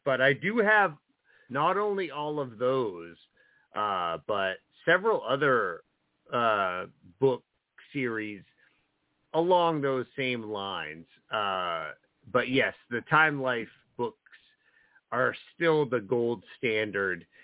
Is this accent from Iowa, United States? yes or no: no; New Jersey, United States; growing up in New Jersey